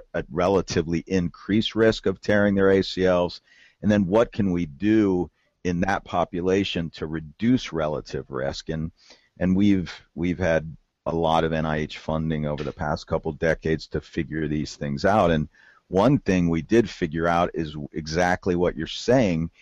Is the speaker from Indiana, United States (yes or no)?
no; Southwest Ohio, United States; moved away as an adult; now in Kentucky, United States; I'm from the Southwest Ohio. I'm actually a lifelong Ohio-Tuckian, and I was born in Ohio. We always had a farm in Kentucky. Now I have a farm in Kentucky, and I live in Kentucky